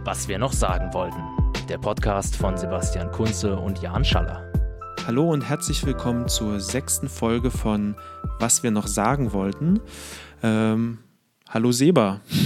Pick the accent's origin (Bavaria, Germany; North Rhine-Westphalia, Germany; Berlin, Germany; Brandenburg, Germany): Brandenburg, Germany; moved away; also born or lived in Halle / Southampton, England / Israel; das mein Heimatbundesland ist